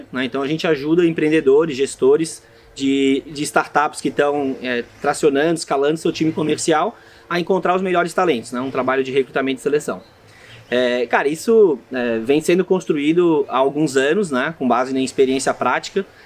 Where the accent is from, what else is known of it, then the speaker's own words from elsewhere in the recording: Florianópolis, Santa Catarina, Brazil; bom, eu sou aqui de Florianópolis, é, família de jornalista